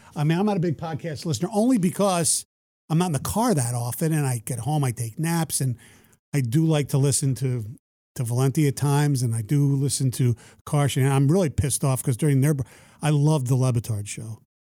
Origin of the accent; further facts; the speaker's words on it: East Coast, United States; now in Detroit, United States; I grew up on the East Coast